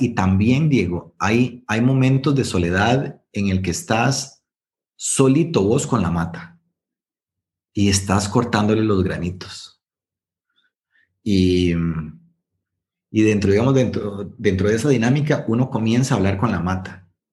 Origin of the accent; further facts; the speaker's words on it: Guanacaste, Costa Rica; yo soy de Guanacaste